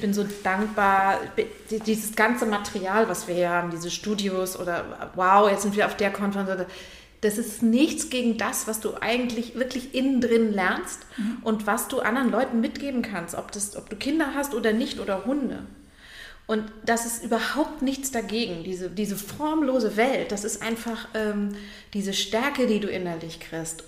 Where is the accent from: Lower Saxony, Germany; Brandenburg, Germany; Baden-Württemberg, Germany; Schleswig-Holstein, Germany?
Schleswig-Holstein, Germany; Lübeck; now in Hamburg, Germany; ich bin aus Lübeck